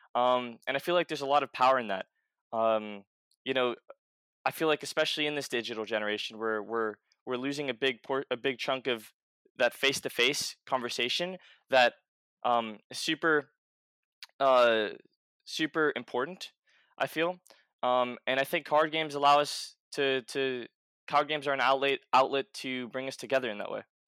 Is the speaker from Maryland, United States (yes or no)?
no; New York City, New York, United States; I grew up in New York City